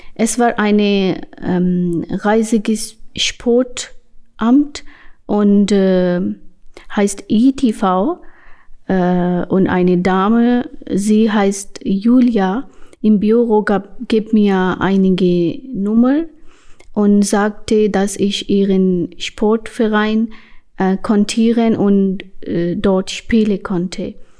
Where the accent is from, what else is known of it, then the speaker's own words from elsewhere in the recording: Pakistan; German is a second language; moved away as an adult; now in Hamburg, Germany; ich komme aus Pakistan in 2019. Äh, ich wohne hier in Eimsbüttel, Hamburg.